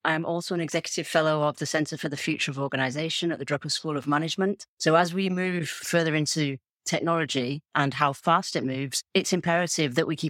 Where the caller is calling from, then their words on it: Toulouse, Occitania, France; I'm coming in from Toulouse, Southwest France.